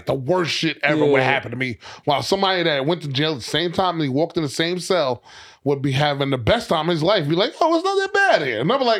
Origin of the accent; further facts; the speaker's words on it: New York City, New York, United States; where I grew up in Queens, it was definitely rappers that was pulling up to the high schools.